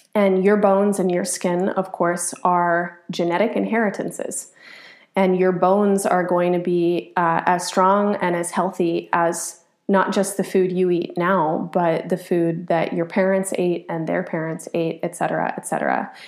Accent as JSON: {"language": "English", "country": "United States", "said": "as an American, as a product of this place. Um, I'm formed by it."}